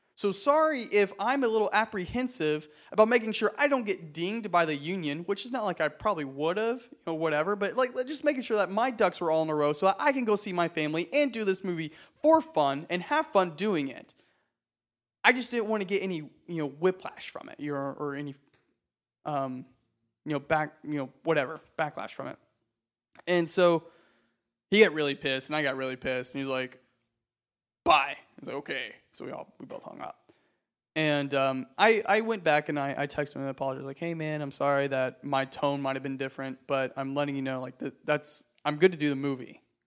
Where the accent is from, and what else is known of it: Texas, United States; born or raised there; moved away as an adult; now in Los Angeles, United States